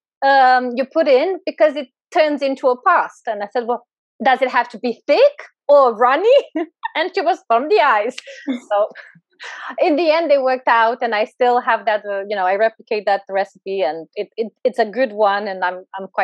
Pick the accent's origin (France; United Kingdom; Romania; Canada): Romania; I'm Eastern European. I was born in Eastern Europe, in Romania.